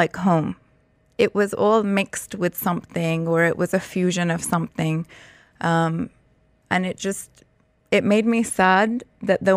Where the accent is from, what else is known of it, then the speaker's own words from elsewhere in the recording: London, United Kingdom; I grew up in London and my entire family was living in London